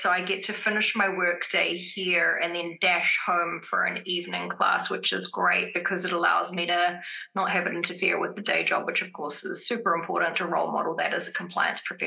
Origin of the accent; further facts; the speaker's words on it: Wellington, New Zealand; also born or lived in Boston, United States; now in California, United States; I come from Wellington, where a lot of us, we just tend to love grays and blacks, which is odd because when I grew up in Wellington, the weather was quite gloomy a lot of the time